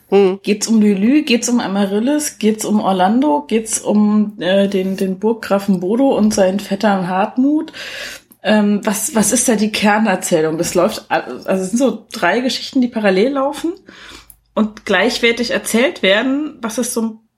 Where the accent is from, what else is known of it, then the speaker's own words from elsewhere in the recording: East Germany, Germany; Aber ich bin ja sowieso diejenige, die am wenigsten Augsburger {S0} Puppenkiste kennt als Ossi-Kind.